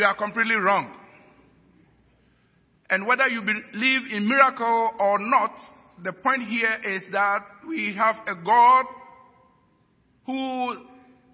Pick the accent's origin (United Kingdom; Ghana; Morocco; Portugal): Ghana